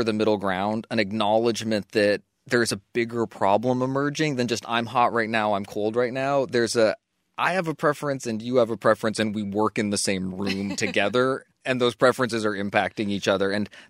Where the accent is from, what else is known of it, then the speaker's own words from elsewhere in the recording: Australia; Hi, Lizzie and Dan. I'm from Australia and have been listening to your show since about episode 50.